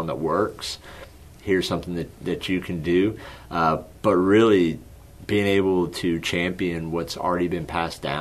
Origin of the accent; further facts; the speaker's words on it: Odessa, Texas, United States; moved away; also born or lived in Houston, Texas; born and raised in Odessa, Texas